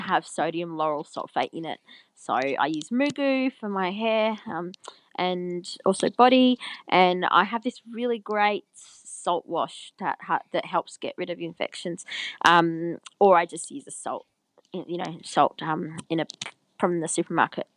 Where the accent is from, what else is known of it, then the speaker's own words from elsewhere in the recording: Albury-Wodonga, Australia; I grew up in Albury Wodonga, which is on the border of New South Wales and Victoria